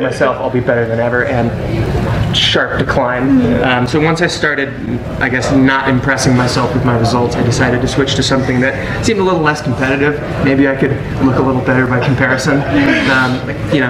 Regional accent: Santa Barbara, California, United States; I'm from Santa Barbara, which is the new Flagstaff

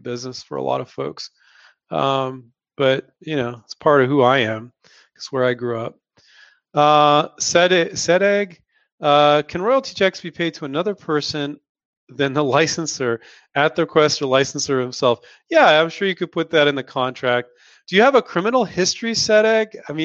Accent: Silicon Valley, California, United States; moved away as an adult; also born or lived in San Diego, California / Chico, California; now in Henderson, Nevada, United States; Silicon Valley is where I grew up

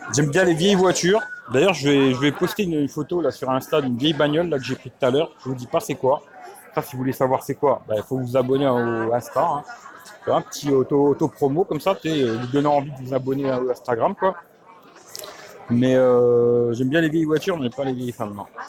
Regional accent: France; je suis né en France

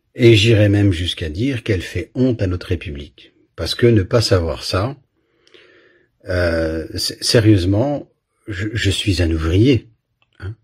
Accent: Belgium; j'ai grandi en Belgique

